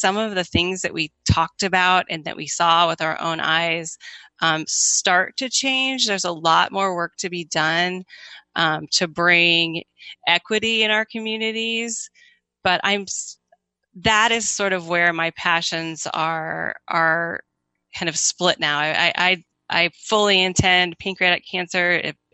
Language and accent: English; Iowa, United States; moved away as an adult; now in Kansas City, United States; I grew up in Iowa. I came to Kansas City right after college